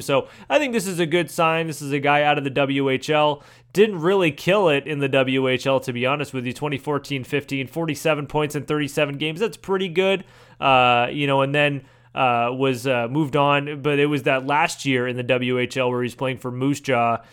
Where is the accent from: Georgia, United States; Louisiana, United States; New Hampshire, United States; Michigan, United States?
New Hampshire, United States; Manchester; my hometown Manchester